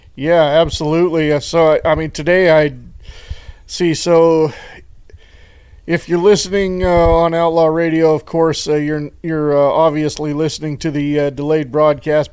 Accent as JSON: {"language": "English", "town": "Horseshoe Bend", "region": "Idaho", "country": "United States", "tie": "born or raised there", "also_born_or_lived": "Oregon / California", "said": "my hometown of Horseshoe Bend, Idaho. I mean, I, I grew up in that town."}